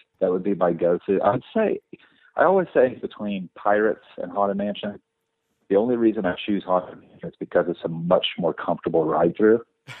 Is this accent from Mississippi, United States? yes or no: yes; Mississippi, United States; born there; also born or lived in Alabama / Georgia / Oklahoma; I was born in Mississippi, and then we moved to Alabama, Georgia, and moved to Oklahoma.